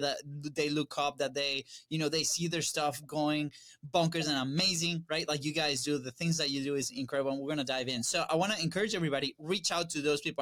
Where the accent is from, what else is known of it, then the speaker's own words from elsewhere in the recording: Venezuela; now in United States; we're originally from Venezuela.